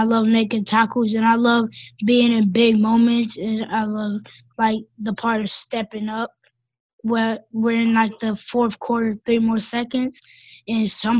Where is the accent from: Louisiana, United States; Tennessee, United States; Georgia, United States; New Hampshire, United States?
Georgia, United States; Atlanta; Atlanta, Georgia.